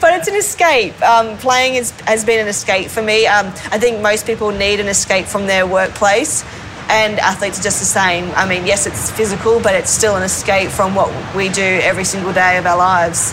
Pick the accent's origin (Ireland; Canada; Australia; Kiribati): Australia; Gold Coast, Queensland; also born or lived in Sydney, Australia; we moved from Sydney to um, the Gold Coast